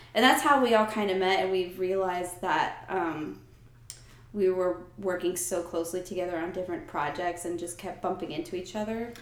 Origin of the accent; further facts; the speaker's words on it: United States; moved away as an adult; also born or lived in New Jersey; now in Atlanta, United States; I grew up in New York and New Jersey